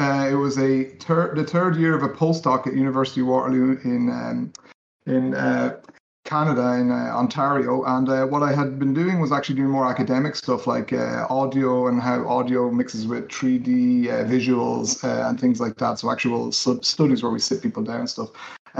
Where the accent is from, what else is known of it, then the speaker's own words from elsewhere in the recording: Dublin, Leinster, Ireland; born there; I was born in Dublin in Ireland, and we moved around a little bit.